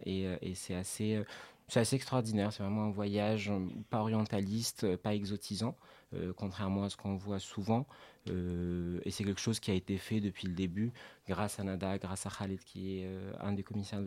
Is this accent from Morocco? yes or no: yes; Casablanca, Casablanca-Settat, Morocco; now in Tangier, Morocco; je suis installé au Maroc, je viens de Casablanca, mais j'habite à Tanger.